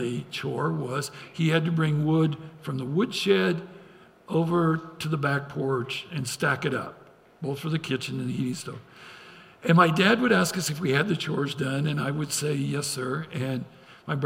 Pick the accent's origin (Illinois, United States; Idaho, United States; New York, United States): Idaho, United States; I grew up in Idaho